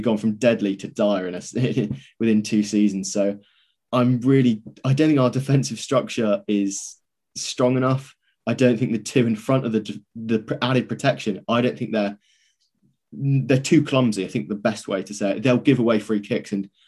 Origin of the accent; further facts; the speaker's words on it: Bristol, South West England, United Kingdom; because I'm from Bristol